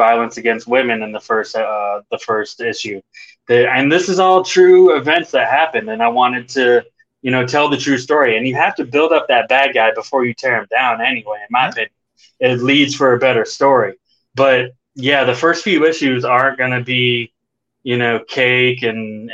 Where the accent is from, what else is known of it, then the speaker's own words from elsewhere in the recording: United States; I am from America and I speak English